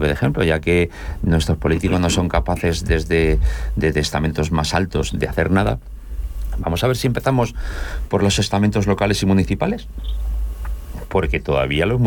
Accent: Seville, Andalusia, Spain; also born or lived in Cádiz; sevillano, pero estoy en la linde.

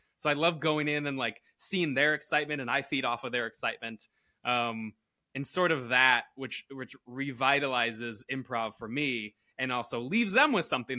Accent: Connecticut, United States; also born or lived in Florida; now in Los Angeles, United States; Connecticut originally

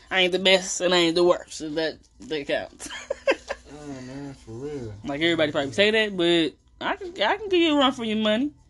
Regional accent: East St. Louis, Illinois, United States; Then I made my way, moseyed on my way to East St. Louis.

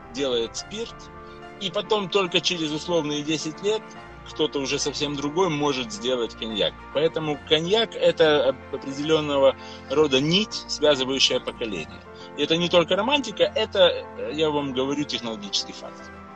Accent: Odesa, Odesa Oblast, Ukraine; род перекочевал частично в Одессу, и я родился, можно сказать, на Одесском коньячном заводе

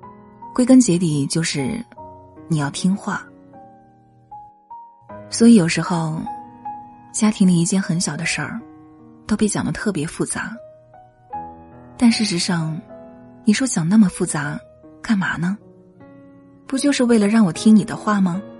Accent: China; 作为中国人，我们都知道中国式的生存智慧

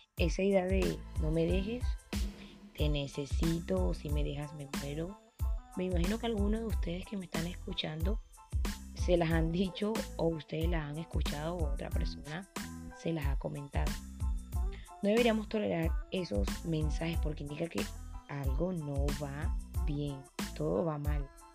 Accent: Colombia; mi país, Colombia

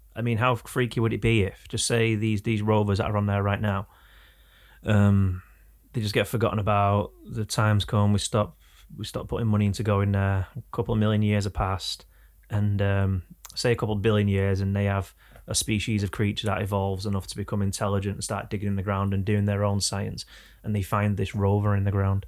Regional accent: England, United Kingdom

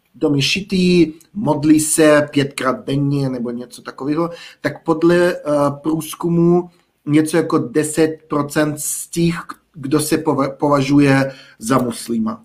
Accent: village near Almaty, Almaty Region, Kazakhstan; Czech is a second language; moved away as an adult; now in Czech Republic; vedle Almaty

